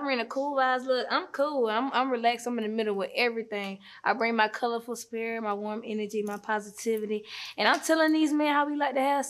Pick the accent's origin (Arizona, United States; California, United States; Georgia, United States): Georgia, United States; Riverdale; also born or lived in west side (Atlanta); Well, once I moved to Riverdale at, like, 8, because at first I grew up on the west side.